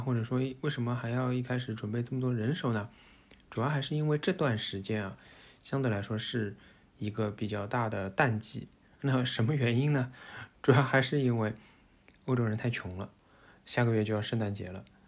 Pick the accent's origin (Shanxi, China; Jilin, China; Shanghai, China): Shanghai, China; moved away as an adult; now in Netherlands; 我们上海人就会被说排外